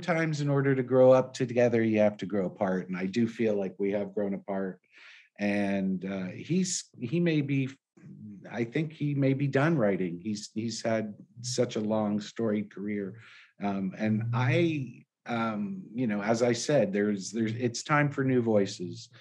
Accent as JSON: {"language": "English", "town": "San Francisco", "region": "California", "country": "United States", "tie": "born or raised there", "also_born_or_lived": "Los Angeles", "said": "Growing up in San Francisco"}